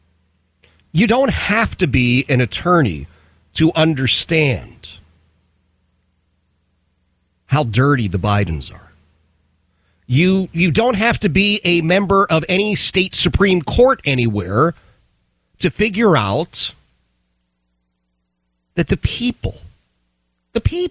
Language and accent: English; Philadelphia, Pennsylvania, United States; I grew up in Philadelphia